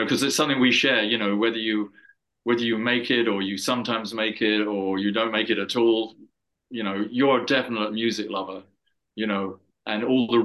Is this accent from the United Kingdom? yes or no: yes; England, United Kingdom; I'm an English guy, you know, coming from Europe